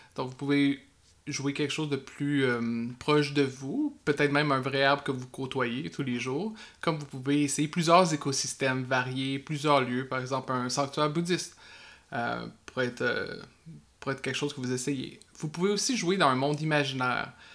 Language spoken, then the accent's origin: French; Quebec, Canada